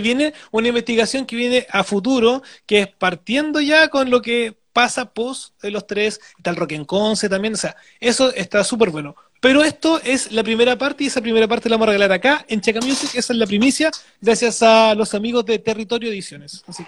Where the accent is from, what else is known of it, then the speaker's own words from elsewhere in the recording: Penco, Biobío, Chile; si bien no nací en Penco, muchos años de mi vida viví en Penco